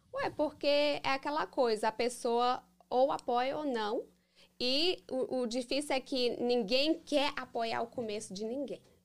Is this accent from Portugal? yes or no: no; Framingham, Massachusetts, United States; Eu nasci aqui. Nasci, sou americana, Framingham, uhum. Massachusetts.